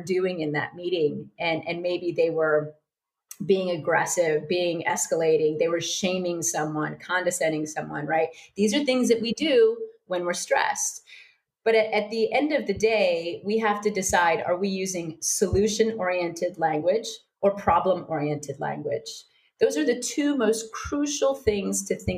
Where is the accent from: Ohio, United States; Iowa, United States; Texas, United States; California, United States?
Iowa, United States; also born or lived in New York City; now in Sydney, Australia; I'm from Iowa